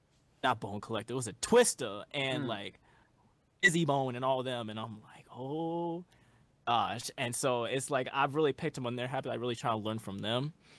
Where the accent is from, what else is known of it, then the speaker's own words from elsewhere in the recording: Houston, Texas, United States; We're both from Houston, Texas.